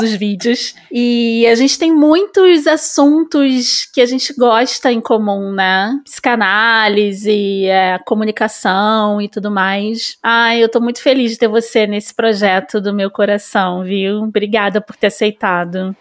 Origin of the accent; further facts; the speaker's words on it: Rio de Janeiro, Brazil; accent: carioca; also born or lived in São Paulo; nasci no subúrbio do Rio, como eu falei antes. É, sou super carioca, eu acho que não dá nem para perceber pelo meu sotaque.